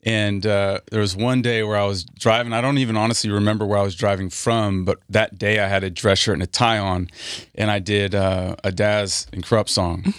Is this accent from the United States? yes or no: yes; Napa, California, United States; moved away as an adult; also born or lived in Washington State / New York / Texas; now in Los Angeles, United States; We moved from Washington State to the Bay, to Napa.